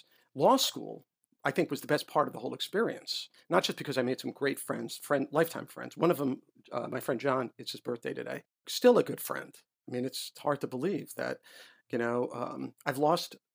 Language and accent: English; New York City, New York, United States; moved away as an adult; also born or lived in Illinois; now in Washington, United States; I was a white Jewish boy growing up in New York